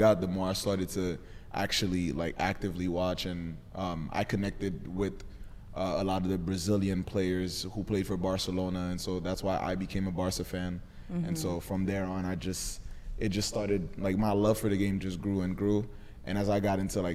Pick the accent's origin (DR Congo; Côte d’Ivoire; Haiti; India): Haiti; now in United States; I grew up in Haiti. Mm-hmm. So I've been living in the States since 2010